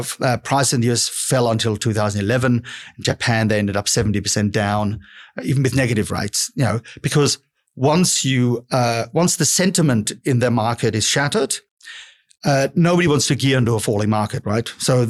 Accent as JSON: {"language": "English", "country": "Australia", "said": "we're Australian investors, but we obviously do look at the US"}